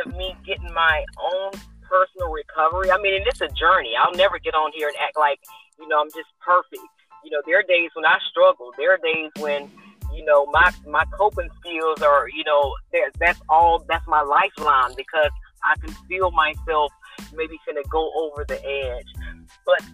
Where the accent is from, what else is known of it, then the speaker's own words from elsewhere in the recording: Columbus, Georgia, United States; moved away as an adult; now in Atlanta, United States; I'm originally from Columbus, Georgia, which is about an hour south of Atlanta. I currently live in the Atlanta area